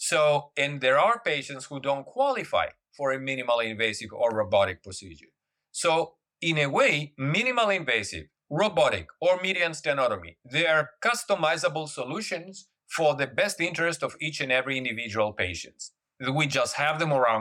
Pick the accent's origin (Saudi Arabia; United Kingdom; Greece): Greece; moved away as an adult; also born or lived in Germany / United States; now in Singapore; I left Greece when I was 18 years old. Born and raised in Greece